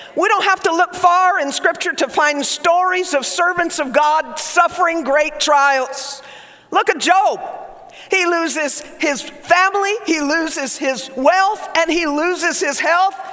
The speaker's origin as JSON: {"language": "English", "region": "Oklahoma", "country": "United States", "tie": "born or raised there", "accent": "Southern", "said": "My mother is Cuban, my father Lebanese. I grew up in Oklahoma, so I grew up speaking Southern"}